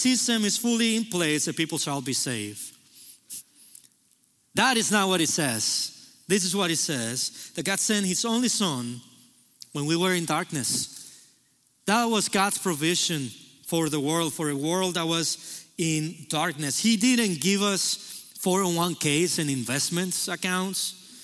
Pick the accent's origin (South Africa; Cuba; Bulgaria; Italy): Cuba; now in United States; I was born in Cuba